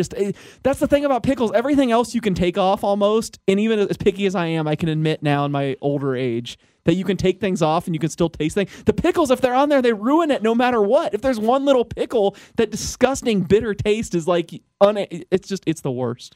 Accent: the South, United States; You know, I'm from the South, so Chick-fil-A, obviously an institution, ate there all the time.

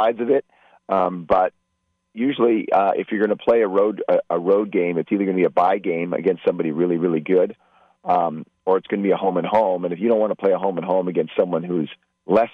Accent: Bay Area, California, United States; I grew up in the Bay Area

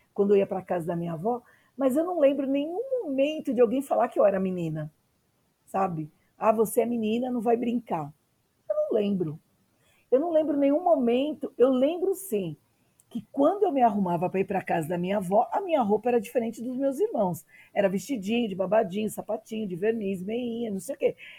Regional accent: São Paulo, Brazil; nasci na periferia, em Arthur Alvim

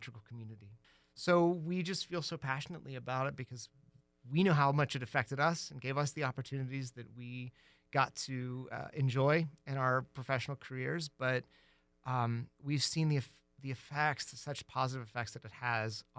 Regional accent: Tucson, Arizona, United States; moved away as an adult; also born or lived in Ohio / New York; I was born in Ohio, and then in middle school, I moved to Tucson

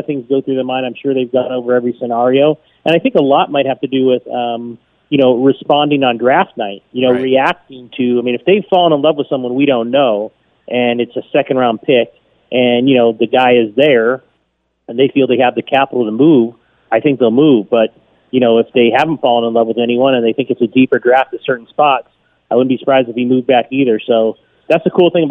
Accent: Laguna Beach, California, United States; I grew up in Laguna Beach.

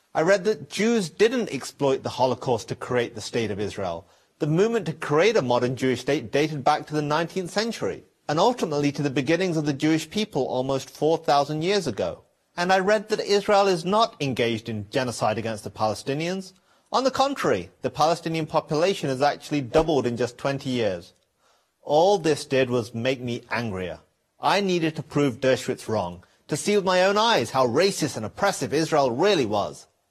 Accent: England, United Kingdom; I was not born in Iran or Syria. I was born in England. My parents moved there from Pakistan

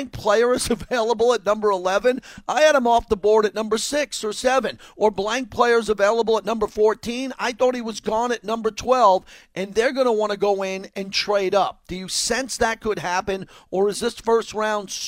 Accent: Long Island, New York, United States; now in Las Vegas, United States; I'm from New York, Long Island. I live in Vegas

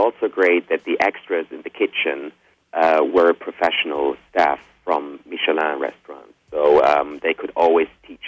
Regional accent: Germany; also born or lived in Spain; I was born in Spain, but I grew up in Germany

